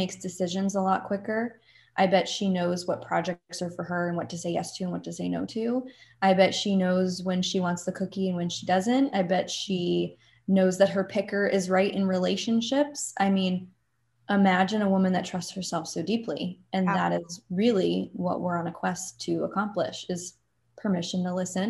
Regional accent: New Jersey, United States; I'm from New Jersey

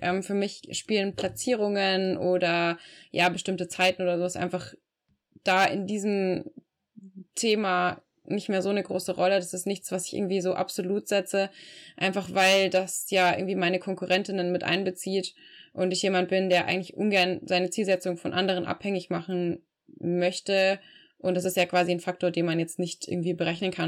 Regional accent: Regensburg, Bavaria, Germany; also born or lived in Frankfurt; meiner Heimatstadt Regensburg

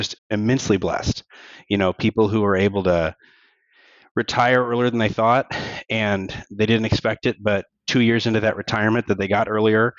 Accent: Kansas City, United States; now in Topeka, United States; Work drew me to Topeka, but I was born and raised over in Kansas City, which is about an hour away. So I've always been here in between Kansas and Missouri area, Midwest.

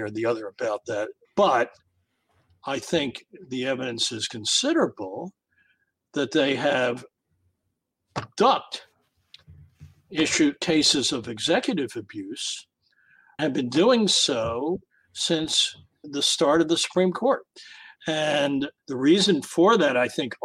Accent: United States; as an American

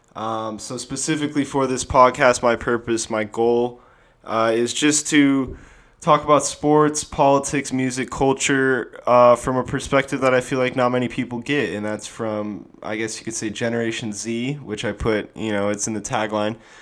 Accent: Sun Valley, Idaho, United States; moved away; also born or lived in Phoenix, Arizona / San Diego, California; I am from Sun Valley, Idaho, originally. I have lived in Phoenix, Arizona, and San Diego, California, as well

